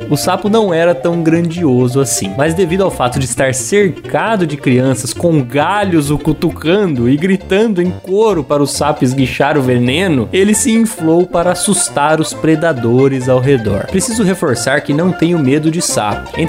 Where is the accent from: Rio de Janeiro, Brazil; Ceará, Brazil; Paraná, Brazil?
Paraná, Brazil; Fui funcionário público por cinco anos, trabalhava em minha cidade natal, no interior do Paraná